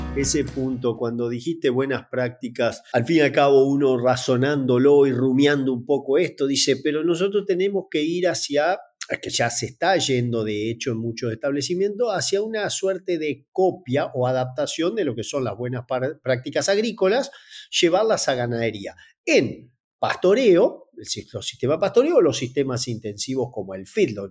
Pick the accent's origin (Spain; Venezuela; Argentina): Argentina; Entre Ríos; trabajar en Entre Ríos, de donde soy originario